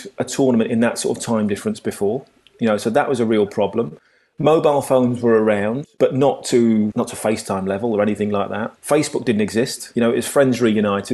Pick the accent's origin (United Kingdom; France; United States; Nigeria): United Kingdom; England; we're English